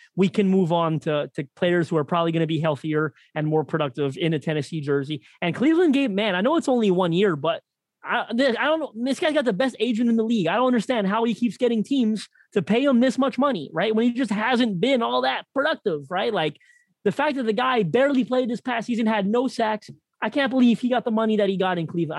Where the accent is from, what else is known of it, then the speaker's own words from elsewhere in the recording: Toronto, Ontario, Canada; my hometown of Toronto